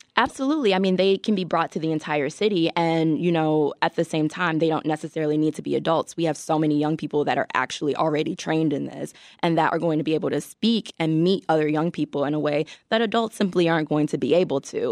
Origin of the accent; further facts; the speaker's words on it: Chicago, Illinois, United States; I grew up in Chicago, I kind of came up as a teenager here.